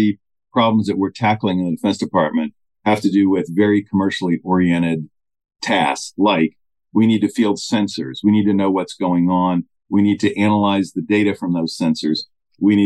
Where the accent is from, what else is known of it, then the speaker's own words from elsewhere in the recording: United States; As an American